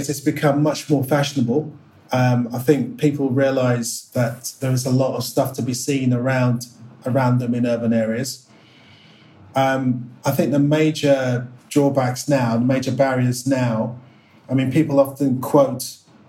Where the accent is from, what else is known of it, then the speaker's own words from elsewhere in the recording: London, United Kingdom; I was born in Northwest London